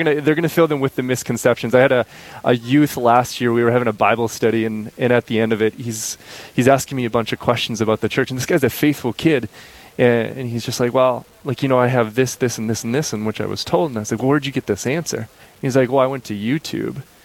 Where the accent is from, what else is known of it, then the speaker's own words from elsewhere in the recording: Crookston, Minnesota, United States; now in Fargo, United States; I grew up in Crookston, Minnesota